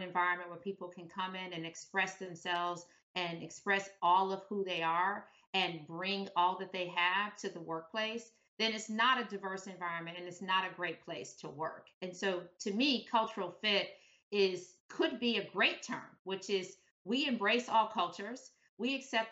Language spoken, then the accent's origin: English; Detroit, Michigan, United States; moved away as an adult; growing up in Detroit, there just weren't models of people who looked like me